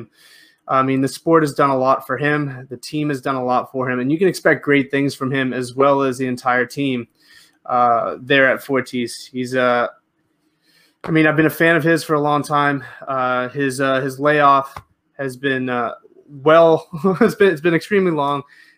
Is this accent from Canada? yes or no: yes; Canada; As a Canadian